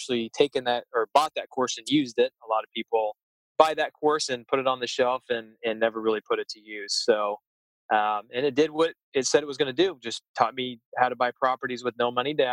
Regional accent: Wichita, Kansas, United States; moved away as an adult; now in San Diego, United States; I was born and raised there.

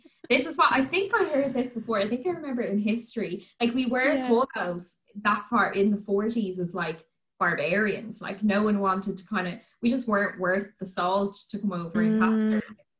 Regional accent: Ireland; But I'm also on this kind of, I just want to embrace more being Irish.

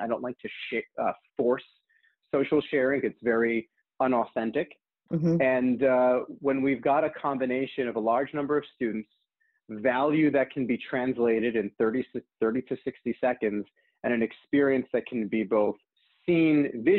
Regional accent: New York City, New York, United States; born there; also born or lived in New Jersey / California; So I was born in New York City, moved to New Jersey, from New Jersey, moved to California, from California, went back to New Jersey.

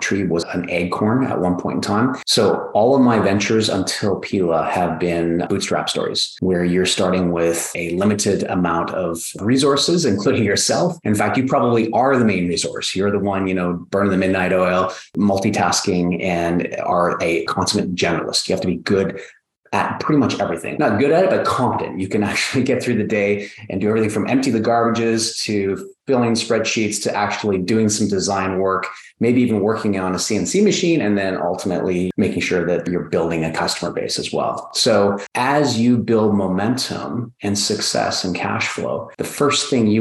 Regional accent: Canada; I'm from Canada, I'm a toy maker from the North.

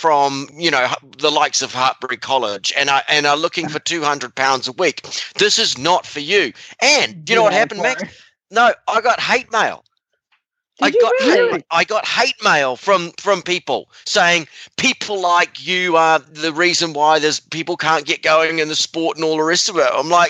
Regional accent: New Zealand; moved away; I was a working student for Rodney Powell, and I came over from New Zealand, and I'd already ridden like at the advanced level

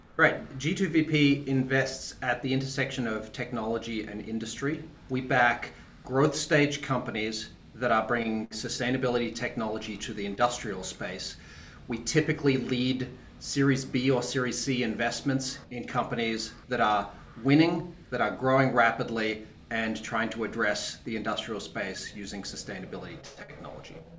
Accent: Tasmania, Australia; I'm from Australia originally. I grew up in the bush in Tasmania

